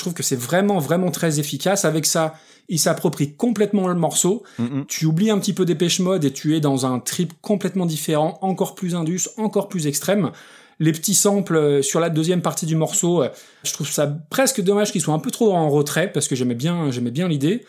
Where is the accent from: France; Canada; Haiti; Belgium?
France; en tant que français, avec un très très mauvais accent anglais